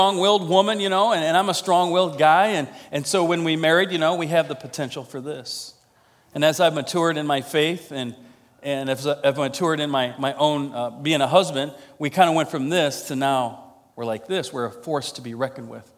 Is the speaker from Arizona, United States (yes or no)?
no; Iowa, United States; I'm from Iowa.